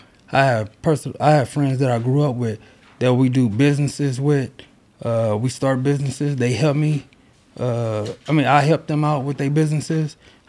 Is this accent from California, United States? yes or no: yes; Los Angeles, California, United States; We grew up in Los Angeles, California. Crenshaw, Slauson, the area.